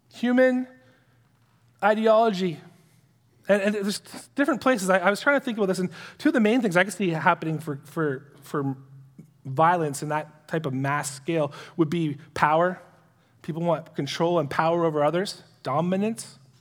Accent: Canada; as a Canadian citizen

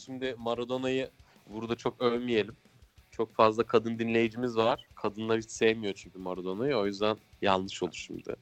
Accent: Ankara, Turkey

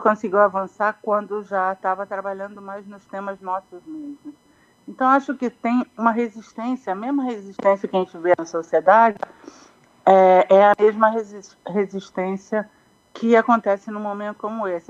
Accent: Brazil; moved away as an adult; como brasileiro

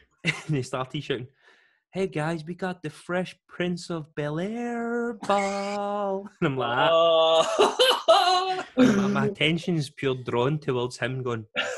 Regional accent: Scotland, United Kingdom

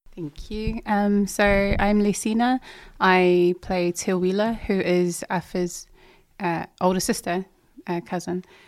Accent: Auckland, New Zealand; also born or lived in Samoa; I uh, was born and raised out south side, Otara to be specific

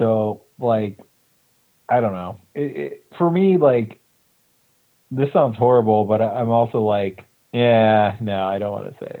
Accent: United States; I'm from the United States.

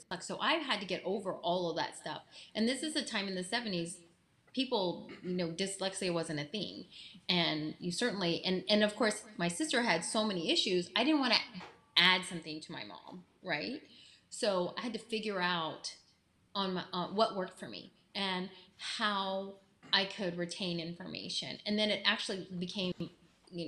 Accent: Texas, United States; I'm from Texas. I got strong Texas women in me

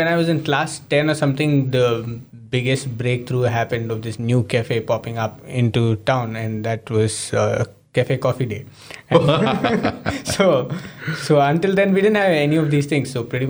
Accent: Ooty, Tamil Nadu, India; moved away as an adult; also born or lived in Chennai; Pretty much most of my life, I grew up in Ooty.

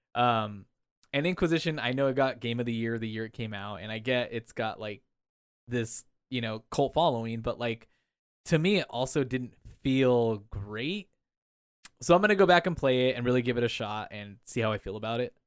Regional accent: Anaheim, California, United States; I grew up around Disneyland

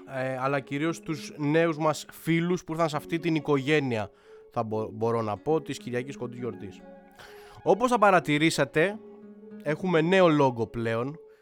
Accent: Athens, Attica, Greece; εγώ είμαι Αθηναίος, έτσι, 100% ε, και εννοώ ρε παιδί μου ότι είμαι άνθρωπος της πόλης, της περιοχής μου.

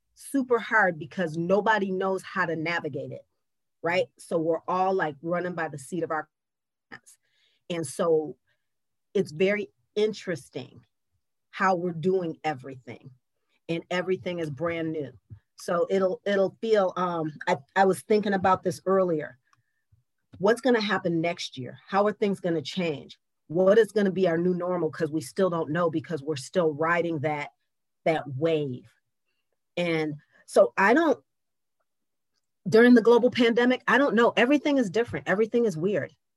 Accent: Lansing, Michigan, United States; now in Detroit, United States; I grew up in Lansing where there were some kids who looked like me and some kids who didn't

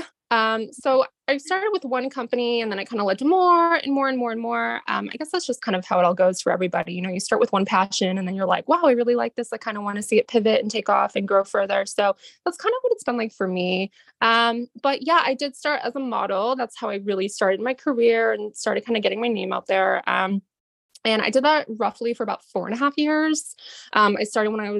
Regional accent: Boston, Massachusetts, United States; now in Boston, United States; I am from Boston. I live in Boston

